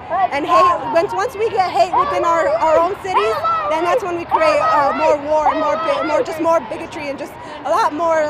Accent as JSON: {"language": "English", "country": "Mexico", "moved": "yes", "lives_now": "Chicago, United States", "said": "I come from Mexico."}